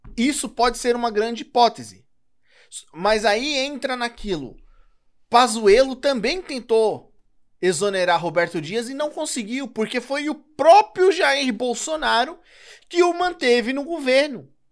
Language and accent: Portuguese; São Paulo, Brazil; eu sou de São Paulo